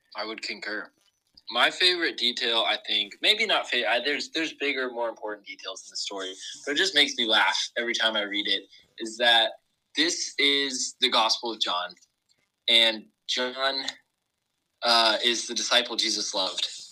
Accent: Huntington Beach, California, United States; moved away as an adult; now in Indiana, United States; I grew up in Huntington Beach, California

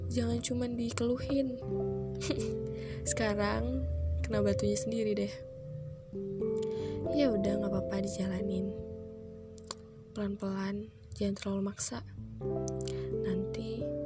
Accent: Batam, Riau Islands, Indonesia; also born or lived in Sleman; aku asli orang Jogja lahir di Sleman tapi numpang lahir doang besarnya di Batam Kepulauan Riau

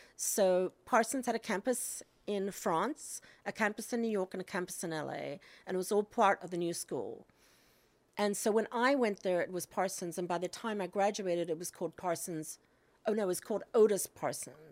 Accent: Cape Town, Western Cape, South Africa; moved away; I grew up in South Africa in Cape Town

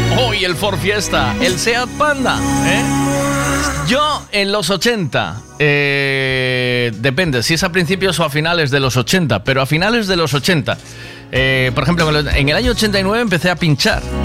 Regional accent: Tui, Galicia, Spain; moved away; nos criamos en Tui y entonces Tui te huele a la infancia

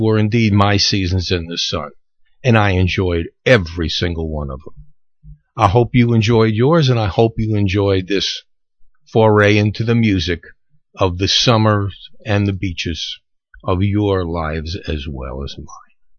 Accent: New York City, New York, United States; accent: Brooklyn; now in Florida, United States; growing up in New York around a beach

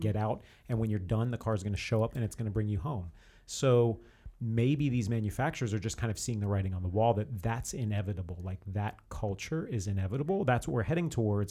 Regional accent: New Jersey, United States; I grew up in New Jersey

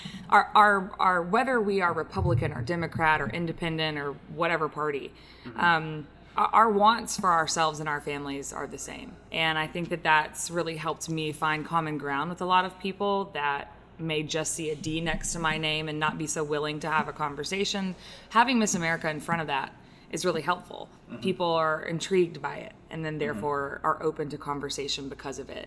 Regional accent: Opelika, Alabama, United States; also born or lived in Auburn, Alabama; I actually grew up in Opelika.

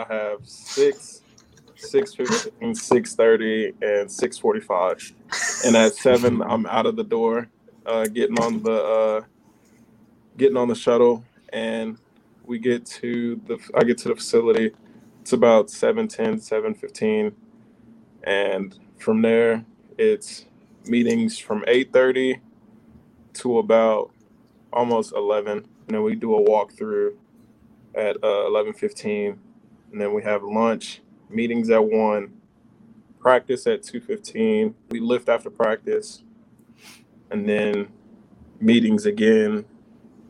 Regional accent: Texas, United States; now in Cleveland, United States; I'm from Texas

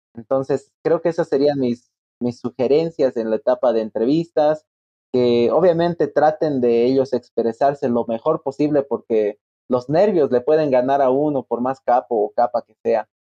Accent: La Paz, Bolivia; also born or lived in Santa Maria, Brazil

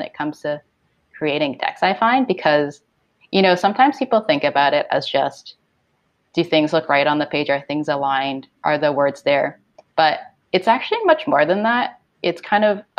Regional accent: Toronto, Ontario, Canada; also born or lived in Hong Kong; I was born in Hong Kong, but I grew up here in Toronto

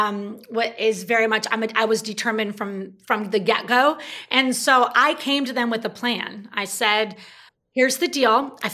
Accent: California, United States; I was in a small town in Northern California. At the time, it was a small town.

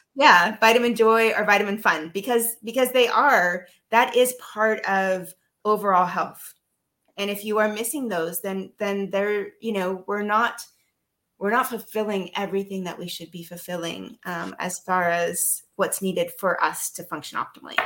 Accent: United States; moved away as an adult; now in Netherlands; I'm American. Uh, that's living abroad, so also kind of an expat

